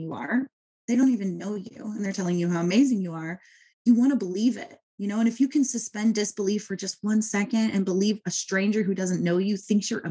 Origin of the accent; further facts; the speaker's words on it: Southern California, United States; I am a mom from Southern California